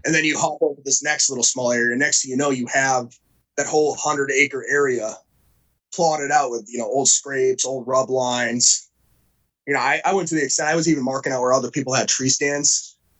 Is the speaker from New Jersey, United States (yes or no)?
no; New Hampshire, United States; I grew up in New Hampshire, so I've always kind of been in the New England area